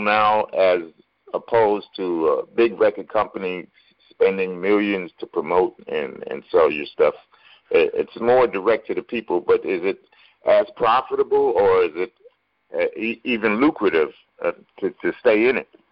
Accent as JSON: {"language": "English", "region": "New York", "country": "United States", "said": "I'm from New York"}